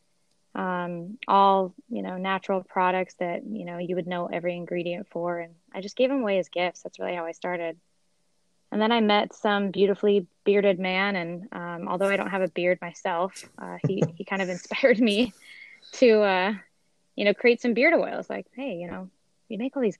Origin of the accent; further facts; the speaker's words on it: Sweden; moved away; I'm actually from Sweden